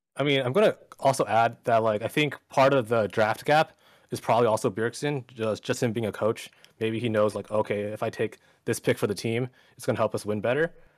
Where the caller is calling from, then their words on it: Orange County, California, United States; I'm calling from Orange County, California